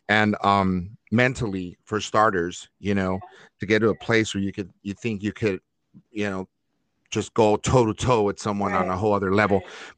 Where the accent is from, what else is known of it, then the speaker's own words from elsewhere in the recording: Los Angeles, California, United States; growing up in East Los Angeles, Northeast LA, Lincoln Heights